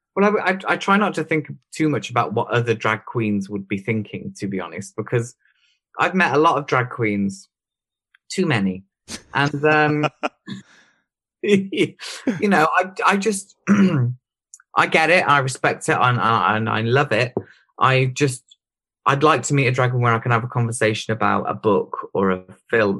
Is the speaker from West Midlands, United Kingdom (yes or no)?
yes; Droitwich, West Midlands, United Kingdom; also born or lived in Worcester; Droit, which was just my hometown where my parents live